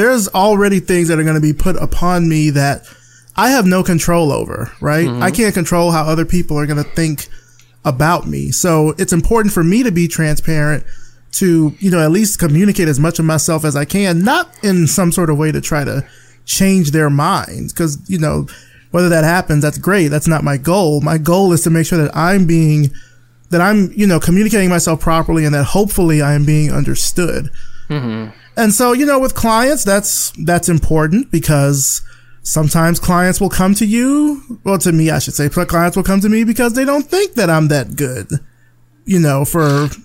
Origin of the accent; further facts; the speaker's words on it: Alabama, United States; now in Atlanta, United States; I come from the country in Alabama